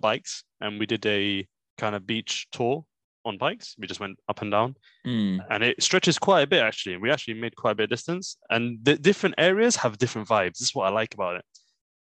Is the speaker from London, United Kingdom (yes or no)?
yes; London, United Kingdom; we're from Edmonton Green and we have no shame